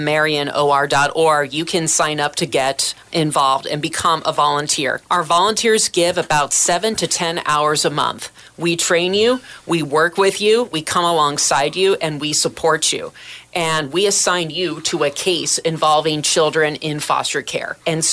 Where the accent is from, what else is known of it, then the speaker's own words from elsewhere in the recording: Salem, Oregon, United States; I was born and raised in Salem, Oregon, and I'm a proud third-generation Salem attorney, but my roots really go deep in this city. … lived and raised his family right here in Salem, Oregon